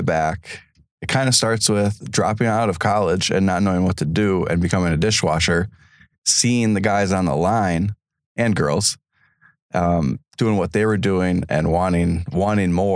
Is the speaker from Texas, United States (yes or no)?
no; Madison, Wisconsin, United States; moved away as an adult; now in Door County, United States; I'm not from Door County. I'm from Madison. That's where my parents live and where I grew up